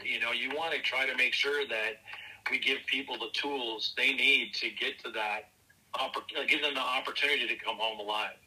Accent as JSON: {"language": "English", "town": "Minneapolis", "region": "Minnesota", "country": "United States", "tie": "born or raised there", "also_born_or_lived": "Lino Lakes, Minnesota", "said": "born and raised in Northeast Minneapolis"}